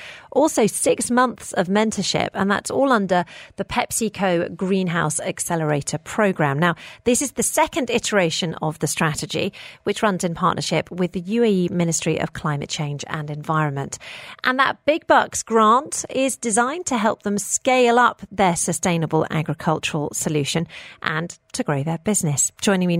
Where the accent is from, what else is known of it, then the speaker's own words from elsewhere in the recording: United Kingdom; now in United Arab Emirates; I grew up in the United Kingdom and my mother had a worm bin